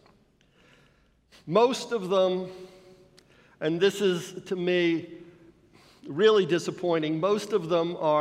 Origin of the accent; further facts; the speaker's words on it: Florida, United States; I grew up in Florida, where the limestone substrate is crisscrossed underneath with mighty underground rivers